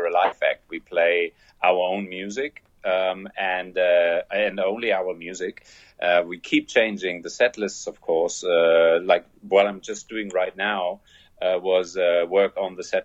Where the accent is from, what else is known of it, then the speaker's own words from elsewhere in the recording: Germany; accent: German; English is a second language; I'm German